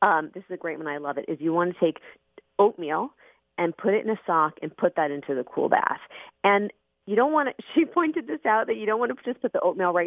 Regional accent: Arizona, United States; I grew up in Arizona

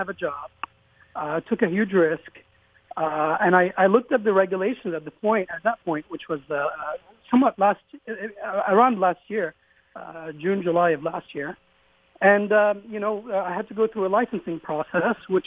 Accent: Lebanon; moved away as an adult; now in Austin, United States; I was born in Lebanon my dad is an eye doctor

